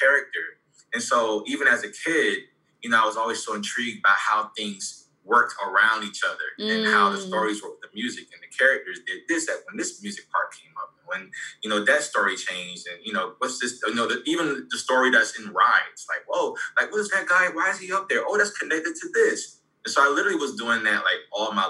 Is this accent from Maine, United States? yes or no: no; Savannah, Georgia, United States; now in Orlando, United States; I'm originally from Savannah, Georgia. I reside in Orlando, Florida